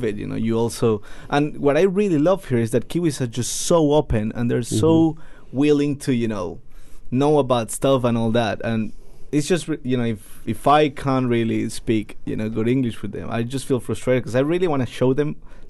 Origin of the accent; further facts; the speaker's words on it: Ecuador; English is a second language; now in New Zealand; I'm from Ecuador.